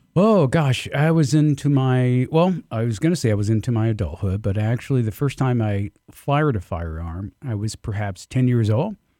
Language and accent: English; Albany, Georgia, United States; I grew up in the Deep South, um, Southwest Georgia, uh, Albany, in fact